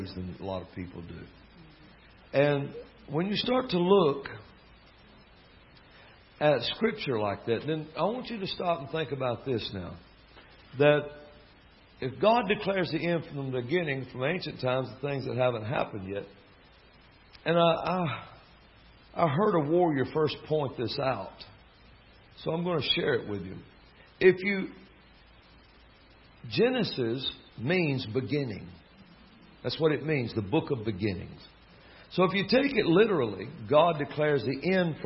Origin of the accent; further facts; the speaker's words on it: Alabama, United States; accent: southern drawl; I'm from Alabama